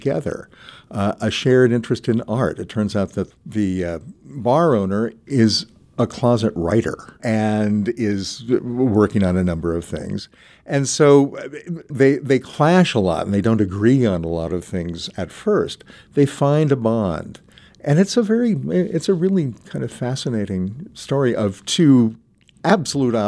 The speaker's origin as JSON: {"language": "English", "town": "Kansas City", "region": "Missouri", "country": "United States", "tie": "born or raised there", "also_born_or_lived": "Pittsburgh, Pennsylvania", "moved": "yes", "said": "I was born in Pittsburgh. My parents moved to Kansas City when I was 6"}